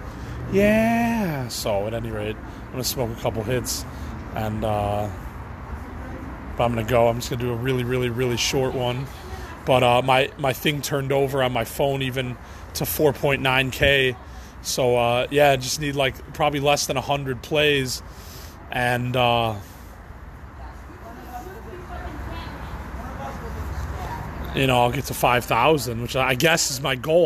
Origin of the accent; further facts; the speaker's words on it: Chicago, Illinois, United States; I'm the only one from Chicago